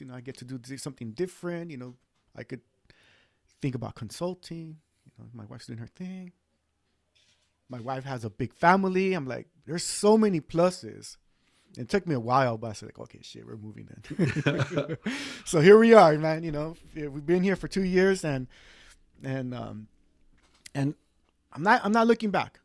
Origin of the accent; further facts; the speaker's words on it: East Los Angeles, California, United States; now in Central Valley, United States; I was born and raised in East